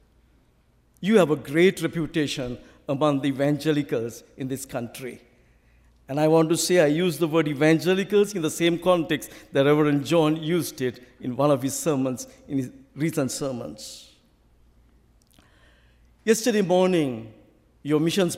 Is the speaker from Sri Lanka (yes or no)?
yes; Sri Lanka; accent: Sri Lankan; I will keep to my own original Sri Lankan accent